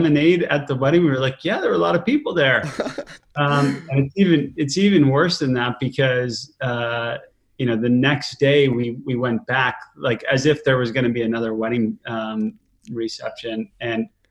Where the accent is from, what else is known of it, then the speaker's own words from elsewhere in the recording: Fairfield County, Connecticut, United States; also born or lived in Boston / Salt Lake City; I grew up mostly in Connecticut in an area called Fairfield County